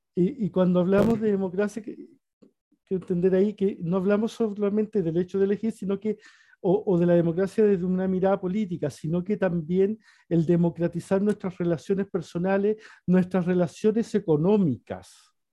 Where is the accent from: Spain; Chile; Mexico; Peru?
Chile; Antofagasta; yo soy antofagastino